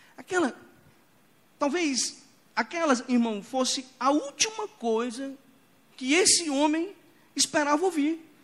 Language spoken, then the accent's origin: Portuguese; Imperatriz, Maranhão, Brazil; Quando eu era criança, lá em Imperatriz do Maranhão, Imperatriz é conhecida como uma cidade é o portal da Amazônia, lá onde a Amazônia começa, lá em Imperatriz. Então é uma vida selvagem ali já. Então eu cresci